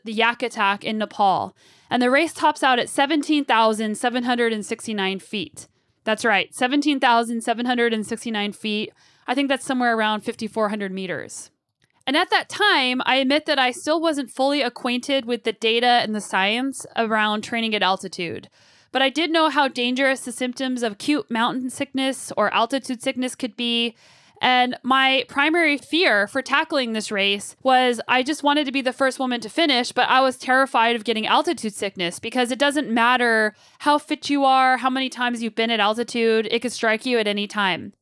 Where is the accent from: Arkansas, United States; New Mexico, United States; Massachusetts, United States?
New Mexico, United States; Albuquerque; moved away as an adult; also born or lived in Colorado; now in Canada; I grew up in Albuquerque, New Mexico